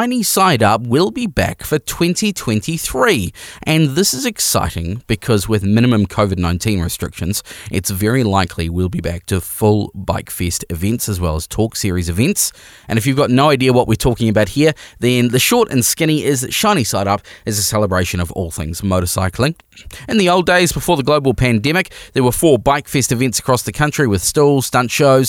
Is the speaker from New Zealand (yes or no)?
yes; New Zealand